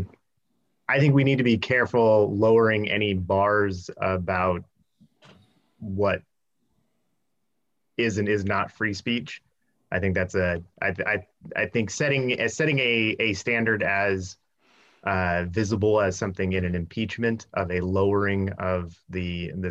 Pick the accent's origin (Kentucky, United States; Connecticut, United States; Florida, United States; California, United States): California, United States; Union City; I was raised I grew up in Union City. So yeah, I've been a lifer in the East Bay